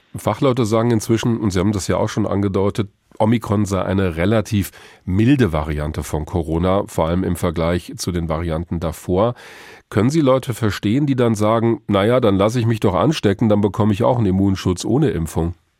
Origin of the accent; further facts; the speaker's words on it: Hesse, Germany; bei uns in Hessen